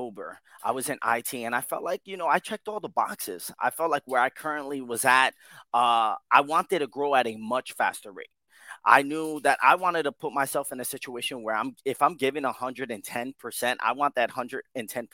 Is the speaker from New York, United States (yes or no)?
yes; Yonkers, New York, United States; also born or lived in Bronx, New York; I was born in the Bronx and raised in Yonkers all my life, and I'm currently in Yonkers, New York now